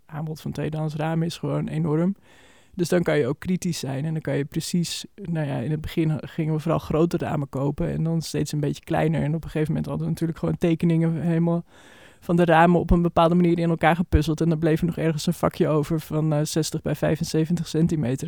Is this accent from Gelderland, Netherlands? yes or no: no; Almere, Flevoland, Netherlands; now in Amsterdam, Netherlands; we zijn allebei opgegroeid in Almere